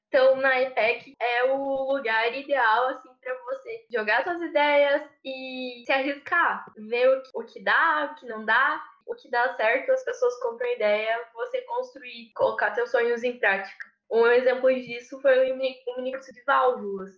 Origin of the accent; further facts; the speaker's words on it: Erechim, Rio Grande do Sul, Brazil; sou de Erechim, no norte do Rio Grande do Sul